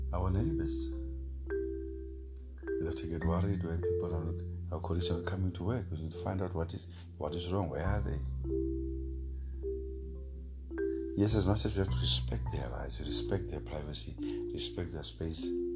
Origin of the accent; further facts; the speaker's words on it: South Africa; as South African men